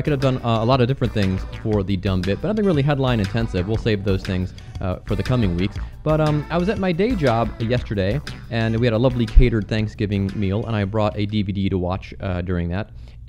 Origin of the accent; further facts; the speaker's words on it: Cleveland, Ohio, United States; moved away as an adult; now in Cincinnati, United States; I grew up in Cleveland.